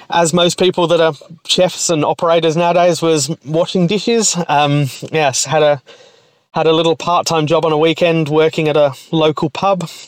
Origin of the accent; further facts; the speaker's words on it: United Kingdom; moved away as an adult; also born or lived in Melbourne, Australia; now in Perth, Australia; I was born in the UK um, in a little little town just outside of about well 45 minutes outside of London um, was where I grew up